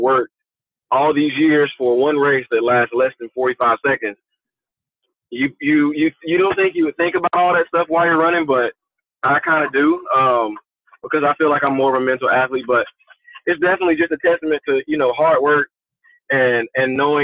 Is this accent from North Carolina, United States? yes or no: yes; Mooresboro, North Carolina, United States; moved away; also born or lived in Shelby, North Carolina; I was born in Shelby, North Carolina, but I was raised in a small town of Mooresboro, North Carolina